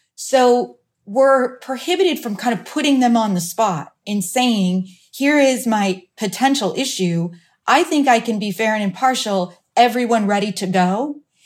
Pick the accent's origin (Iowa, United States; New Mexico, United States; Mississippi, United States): Iowa, United States; now in Phoenix, United States; my hometown back in Iowa